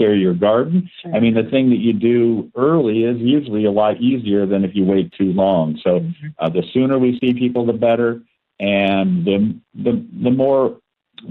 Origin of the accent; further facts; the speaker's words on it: Seattle, Washington, United States; moved away as an adult; now in Spokane, United States; I was born and raised in Seattle and went to the University of Washington